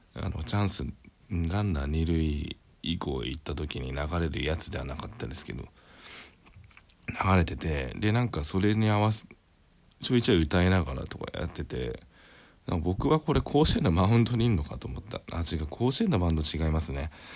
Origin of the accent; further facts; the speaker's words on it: Greater Tokyo Area, Japan; 僕の地元は結構そういう公園があってですね割と都心部にある都心部っつうかまあ 首都圏にある割にはあるんですよね